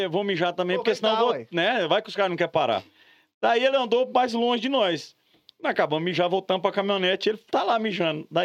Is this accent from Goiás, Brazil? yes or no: yes; Jussara, Goiás, Brazil; born there; also born or lived in Mato Grosso; Eu sou goiano, nasci em uma cidade chamada Jussara, e eu ia muito para Goiás. A gente mudou para o Mato Grosso em 88